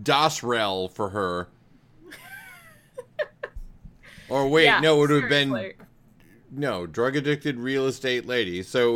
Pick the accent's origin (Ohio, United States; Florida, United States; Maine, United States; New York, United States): Maine, United States; moved away; I've lived a lot of places. I mean, I'm only from Maine